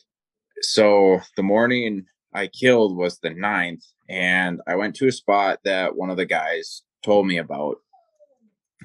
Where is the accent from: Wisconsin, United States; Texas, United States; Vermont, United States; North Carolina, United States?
Wisconsin, United States; I'm from Wisconsin